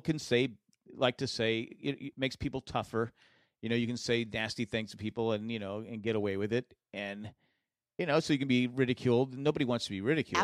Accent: United States; as an American

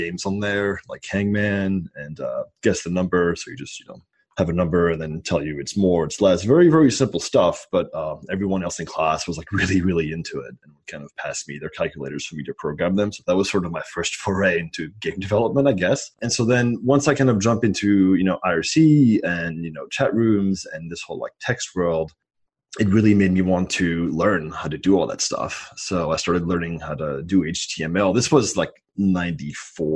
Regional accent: France; moved away as an adult; So I am an immigrant. I grew up in France, and I moved over when I was 18.

